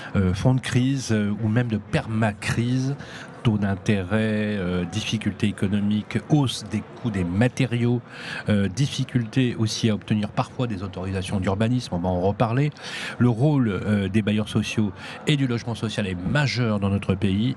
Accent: Lyon, Auvergne-Rhône-Alpes, France; je suis lyonnais

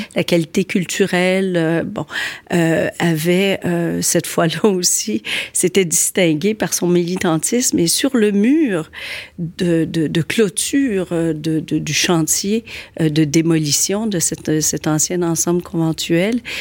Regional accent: Quebec City, Quebec, Canada; born or raised there; moved away as an adult; now in Montreal, Canada

